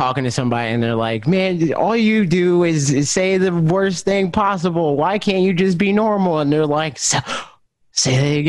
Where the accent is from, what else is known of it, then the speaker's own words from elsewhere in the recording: New Jersey, United States; I'm freaking from New Jersey